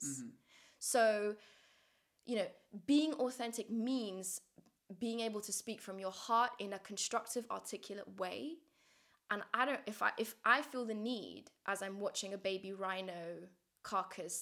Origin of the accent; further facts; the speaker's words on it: Kabul, Afghanistan; moved away; in my hometown of Kabul